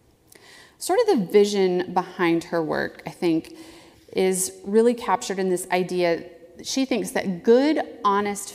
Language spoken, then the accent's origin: English; the South, United States; I grew up in the South as a Southern Baptist